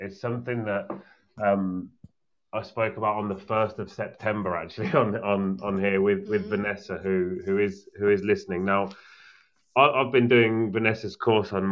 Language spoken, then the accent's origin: English; United Kingdom; As a British person